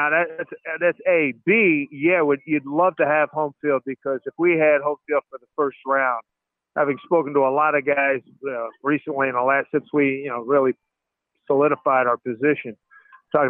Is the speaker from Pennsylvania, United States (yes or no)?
yes; Philadelphia, Pennsylvania, United States; I was born and raised in Philly